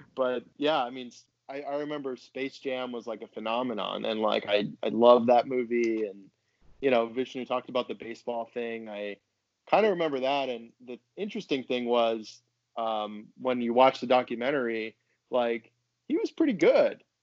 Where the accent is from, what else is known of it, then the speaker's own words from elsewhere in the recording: Boston, Massachusetts, United States; I grew up in Boston or outside Boston